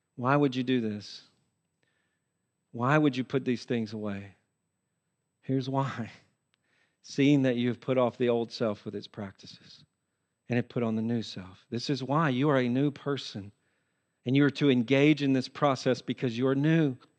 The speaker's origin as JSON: {"language": "English", "region": "Tennessee", "country": "United States", "tie": "born or raised there", "said": "I used to do this growing up in Tennessee."}